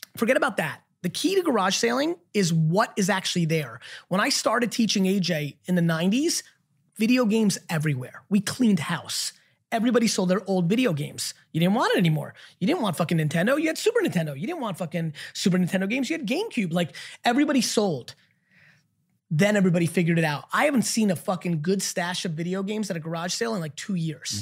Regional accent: New Jersey, United States; I grew up in the East Coast in Jersey

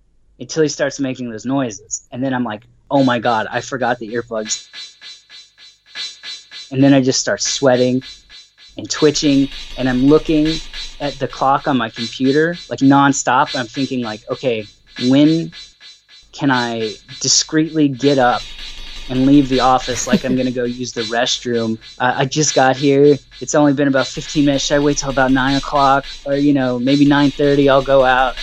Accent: Dallas, Texas, United States; I'm from Dallas, Texas in the United States.

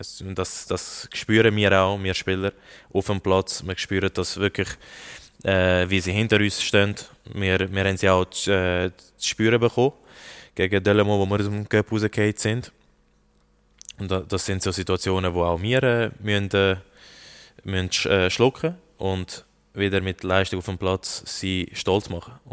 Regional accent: Lucerne, Switzerland; Ich bin bei Luzern groß geworden. Und äh, das ist mein Kindheitsverein

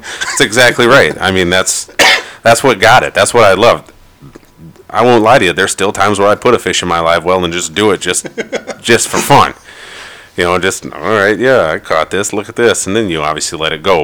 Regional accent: Ellsworth, Minnesota, United States; I grew up in Ellsworth, Minnesota

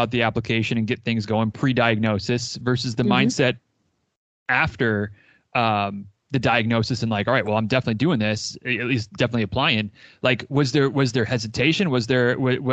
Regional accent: Northern Michigan, United States; now in Florida, United States; I grew up in Northern Michigan

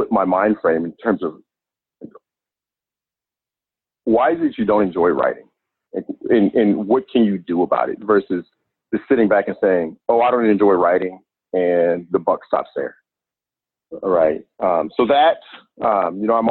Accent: Inglewood, California, United States; I grew up in Los Angeles, California, more specifically in Inglewood.

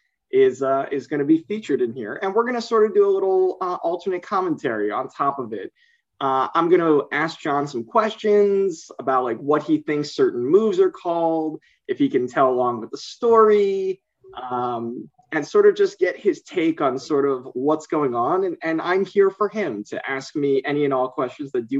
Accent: Northeast, United States; Growing up in the Northeast

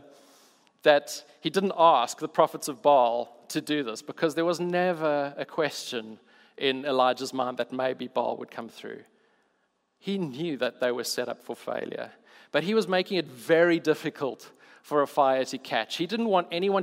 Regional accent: South Africa; I'm South African

